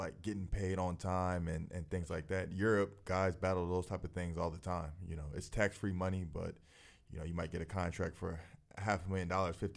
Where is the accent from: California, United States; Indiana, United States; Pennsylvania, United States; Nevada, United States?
California, United States; Los Angeles; moved away as an adult; also born or lived in Compton; from Los Angeles, California. Went to Dominguez High School in Compton